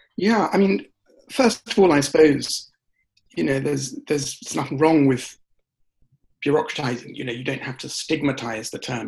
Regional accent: United Kingdom; I'm British and um, I was raised largely in the UK

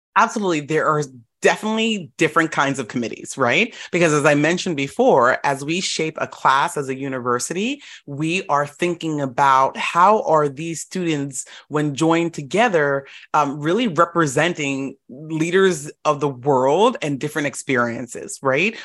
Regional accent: Florida, United States; moved away as an adult; also born or lived in upstate New York / Boston, Massachusetts; I grew up in Florida.

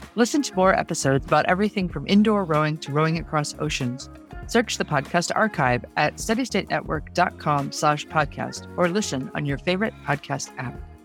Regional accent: the South, United States; I'm from the South

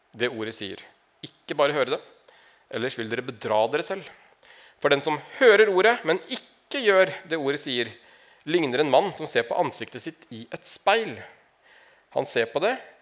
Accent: Larvik, Vestfold, Norway; jeg kommer fra Larvik, egentlig. Ikke fra Narvik

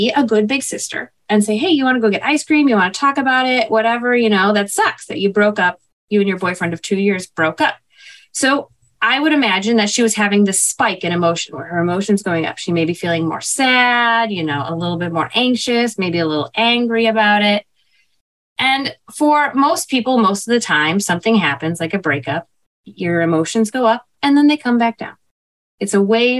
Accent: Chicago, Illinois, United States; growing up in Chicago

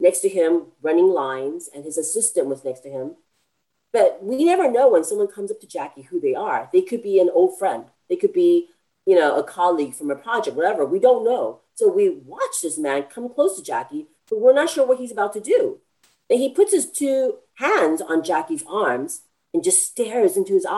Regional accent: United States; I'm from America

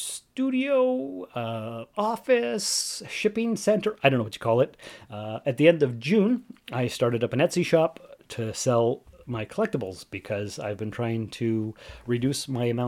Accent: Sault Ste. Marie, Ontario, Canada; moved away; my hometown of Sault Ste. Marie, Ontario, Canada

